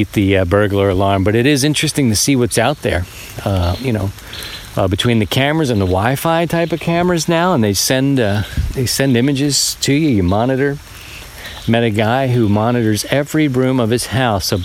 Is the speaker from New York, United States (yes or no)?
no; Baltimore, Maryland, United States; moved away as an adult; I'm a city guy. I was born in Baltimore and got the chance to come out and live in the country